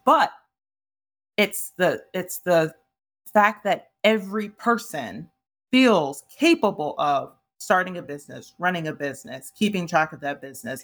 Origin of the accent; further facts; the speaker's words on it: Ohio, United States; moved away as an adult; also born or lived in New York; I'm originally from Ohio, and so, uh, I, I'm used to, like, neighborhoods.